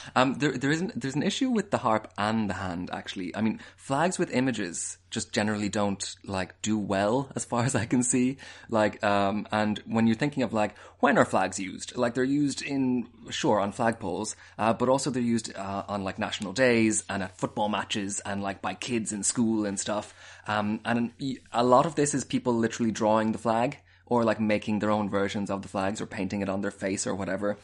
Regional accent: Connacht, Ireland; I'm from Connacht

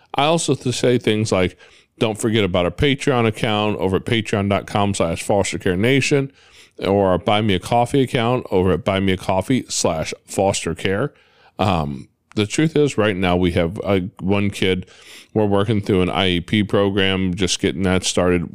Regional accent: Midwest, United States; I grew up here in the Midwest

